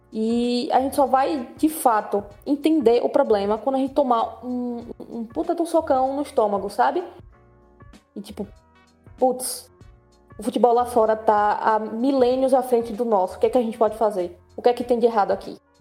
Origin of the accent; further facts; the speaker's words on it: Brazil; nossa vida enquanto brasileiros